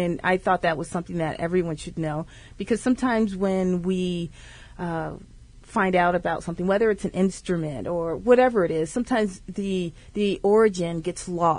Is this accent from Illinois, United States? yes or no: yes; Aurora, Illinois, United States; moved away as an adult; also born or lived in Champaign-Urbana, Illinois / Austin, Texas / Europe / Silicon Valley, California; now in Maplewood/South Orange, New Jersey, United States; I'm originally from Illinois, right outside of Chicago, a town called Aurora, which is where I grew up.